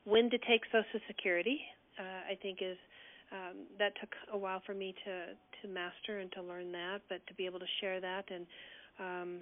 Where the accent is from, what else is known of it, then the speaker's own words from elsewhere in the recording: California, United States; moved away; also born or lived in Colorado; I grew up in California and moved to Colorado in 1980